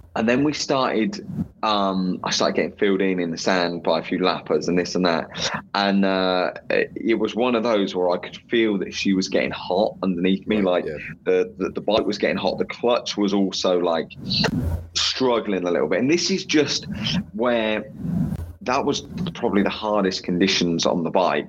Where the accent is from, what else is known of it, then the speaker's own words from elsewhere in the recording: England, United Kingdom; as an English person